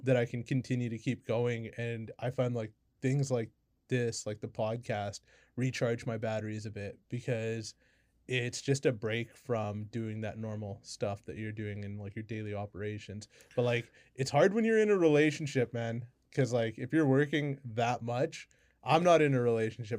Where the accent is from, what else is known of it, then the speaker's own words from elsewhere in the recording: Kamloops, British Columbia, Canada; I'm from Kamloops